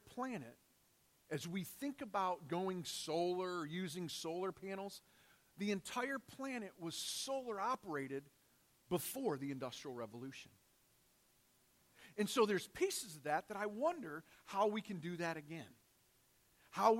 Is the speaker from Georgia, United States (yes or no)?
no; Detroit, Michigan, United States; moved away as an adult; I grew up in Detroit. Lived there for 32 years in my life.